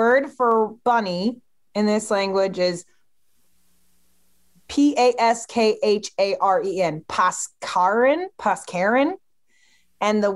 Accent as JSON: {"language": "English", "town": "Kansas City", "country": "United States", "tie": "born or raised there", "said": "I grew up in Kansas City"}